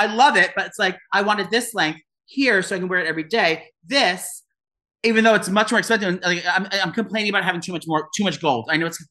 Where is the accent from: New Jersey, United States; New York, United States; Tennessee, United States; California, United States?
New Jersey, United States; I'm proud to say I'm from New Jersey.